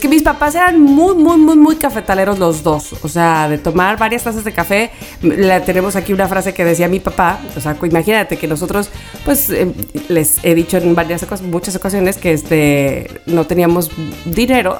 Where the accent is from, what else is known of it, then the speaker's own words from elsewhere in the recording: Veracruz, Mexico; siendo jarocha